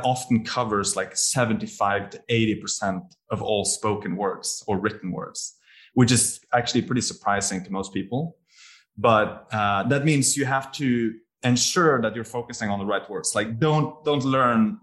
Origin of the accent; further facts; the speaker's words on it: Bergen, Vestland, Norway; moved away as an adult; also born or lived in Bologna, Italy / Edinburgh, United Kingdom / Paris, France; now in Singapore; I had always lived in my hometown of Bergen and never tried living anywhere else.